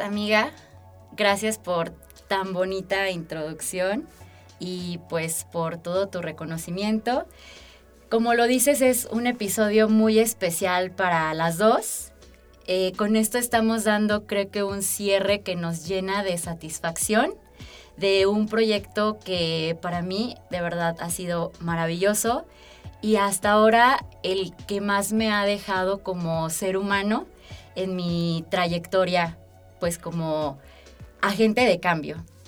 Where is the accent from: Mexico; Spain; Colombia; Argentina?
Mexico; Aguascalientes; also born or lived in Mexico City; soy originaria de la Ciudad de México. Y mis papás tomaron la mejor decisión cuando a los 4 años me trajeron a vivir a la tierra de la gente buena. Yo me siento de verdad profundamente bendecida de haber tenido eh, pues la bendición de crecer en este estado